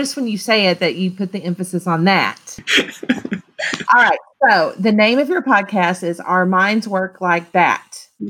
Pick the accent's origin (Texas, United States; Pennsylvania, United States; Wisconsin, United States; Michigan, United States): Texas, United States; now in Oklahoma, United States; I mean, I know I've lived in Oklahoma for a long time, but I was born and raised in Texas. And so I bleed burnt orange.